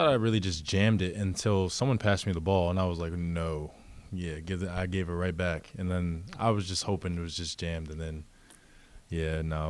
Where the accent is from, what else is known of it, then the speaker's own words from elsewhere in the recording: Franklin, Massachusetts, United States; Yeah, because I never really grew up in the Boston area too much. I bounced around a lot as a kid, so I would mainly just say I'm from Massachusetts.